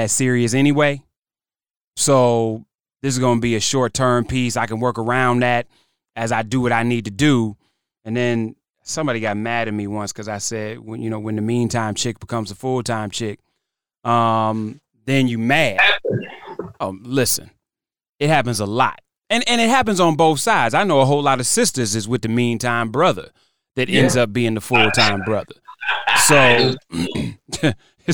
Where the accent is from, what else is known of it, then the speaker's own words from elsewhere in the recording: Cleveland, Ohio, United States; moved away; also born or lived in United Kingdom; Cleveland's home. I was raised in Cleveland